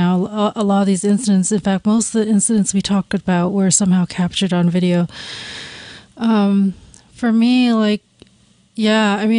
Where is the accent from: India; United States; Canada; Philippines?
Canada; moved away; I grew up in Canada